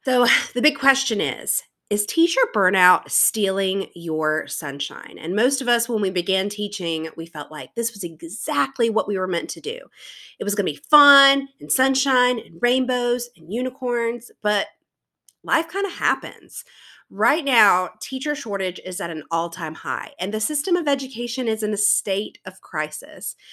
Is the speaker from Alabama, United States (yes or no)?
no; South Carolina, United States; I am from South Carolina, which everyone tells me that they can tell based on my accent, but honestly, I don't think my accent is as heavy as others in my area